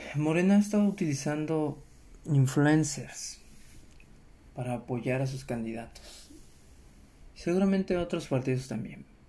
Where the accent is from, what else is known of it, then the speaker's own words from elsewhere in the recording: Mexico; es nuestro deber como mexicanos